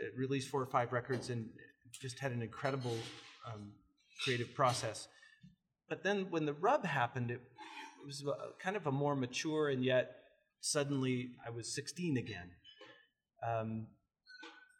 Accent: Coeur d'Alene, Idaho, United States; I was born here in Coeur d'Alene, born and raised

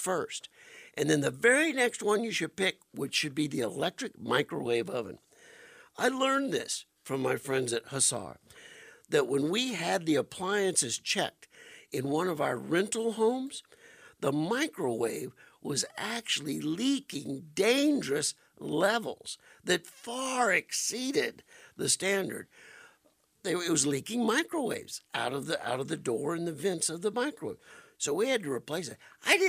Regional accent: Cajun, Louisiana, United States; as a Cajun

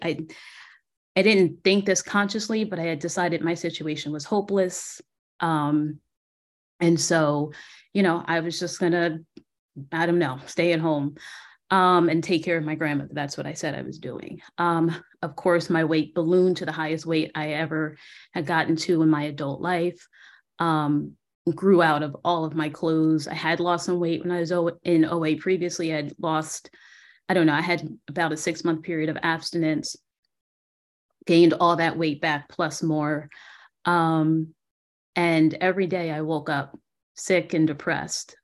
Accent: New Jersey, United States; moved away as an adult; also born or lived in Philadelphia, Pennsylvania; now in San Antonio, United States; based in San Antonio, Texas, but I'm originally from New Jersey.

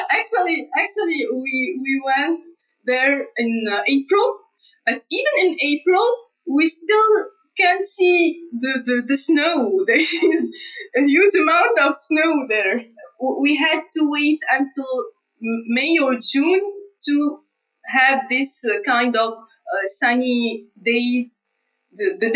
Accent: Tunisia; moved away as an adult; also born or lived in Canada; even in Tunisia, I studied in um, the university, which is not far from my house. It's in the same city.

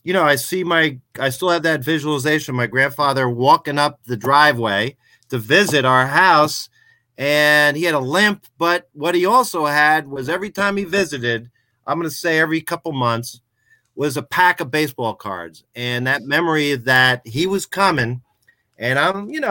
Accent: Poughkeepsie, New York, United States; moved away as an adult; now in North Jersey, United States; I'm originally from Poughkeepsie, New York

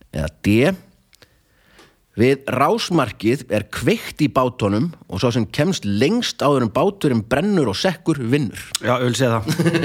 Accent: Akureyri, Northeastern Region, Iceland; þegar ég var ungur á Akureyri

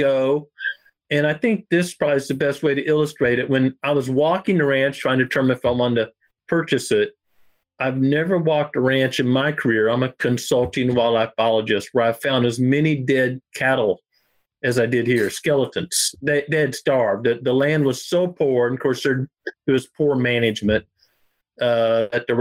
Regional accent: Ozark Mountains, southwestern Missouri, United States; I was raised here in the Ozark Mountains, southwestern Missouri

